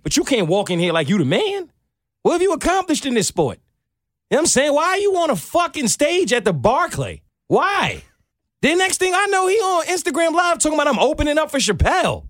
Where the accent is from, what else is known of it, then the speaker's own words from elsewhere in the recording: New York City, New York, United States; I'm from New York